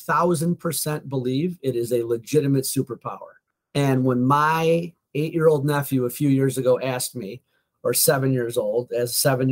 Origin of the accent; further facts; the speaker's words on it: Oakbrook Terrace, Illinois, United States; I was born in Oak Brook Terrace, which is about a suburb about 20 minutes outside of Chicago. Middle class at best, blue collar